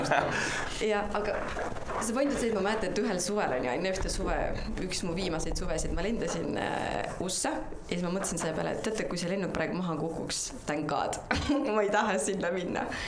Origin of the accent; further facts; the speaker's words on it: Ida-Viru County, Estonia; ma olen Ida-Virumaalt pärit